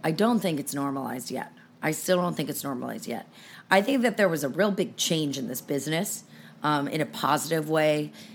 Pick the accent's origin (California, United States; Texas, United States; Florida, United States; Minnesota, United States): California, United States; Los Angeles; also born or lived in San Francisco Bay Area; I've lived here since I was nine in Los Angeles